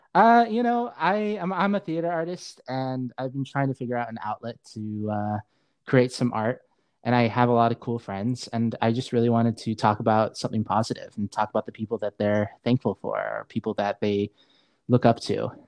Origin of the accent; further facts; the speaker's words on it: Saudi Arabia; also born or lived in Seattle, Washington, United States; now in Spokane, United States; I was just raised in Saudi Arabia. I wasn't born there. I was born in Seattle.